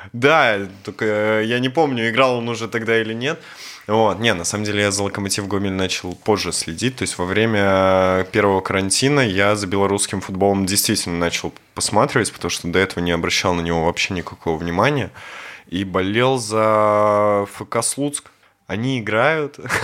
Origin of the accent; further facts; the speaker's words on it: Belarus; мы белорусы